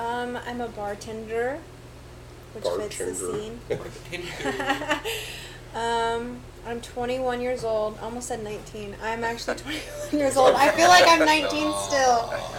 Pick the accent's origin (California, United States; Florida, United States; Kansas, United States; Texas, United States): Texas, United States; Wichita Falls; moved away as an adult; also born or lived in El Paso, Texas; now in Lawton, United States; I'm originally from Wichita Falls. I lived there until I was about 20. I lived in Lawton for about 3 months. Moved to El Paso.